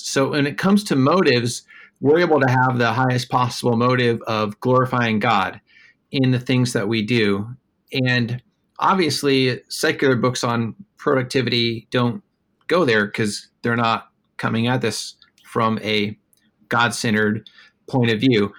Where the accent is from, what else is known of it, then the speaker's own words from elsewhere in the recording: Des Moines, Iowa, United States; also born or lived in Minneapolis, Minnesota; now in New York City, United States; I grew up in Des Moines, Iowa